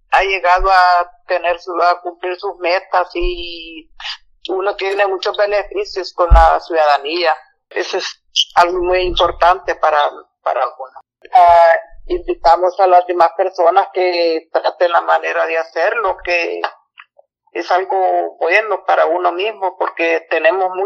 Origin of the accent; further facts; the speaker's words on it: El Salvador; moved away; yo soy salvadoreña y pues he, venido